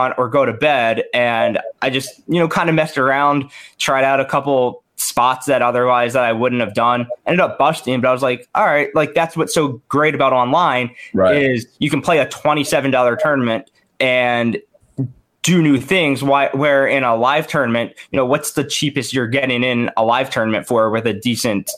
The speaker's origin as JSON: {"language": "English", "region": "Maryland", "country": "United States", "said": "I'm from Maryland. You know, I went to University of Maryland"}